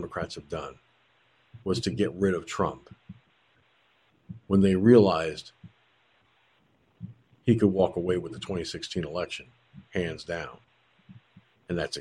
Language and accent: English; George Pataki's hometown, New York, United States; moved away; he was from my hometown